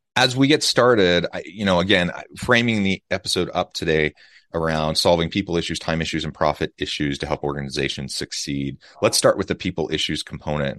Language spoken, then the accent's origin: English; United States; now in Utah, United States; Kansas City, Missouri, close to my hometown